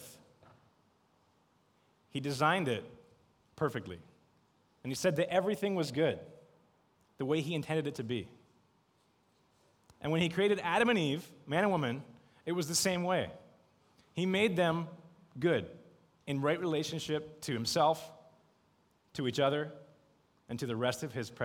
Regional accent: Canada; moved away as an adult; now in Beijing, China; I'm from Canada

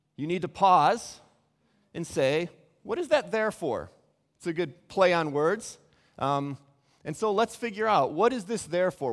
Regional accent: Chicago, Illinois, United States; moved away as an adult; also born or lived in Cincinnati; now in Beijing, China; Chicago's my hometown

